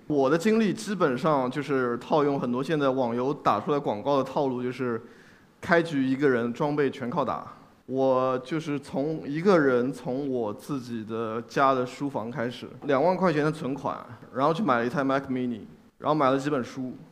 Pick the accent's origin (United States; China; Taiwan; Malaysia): China; 作为一个中国人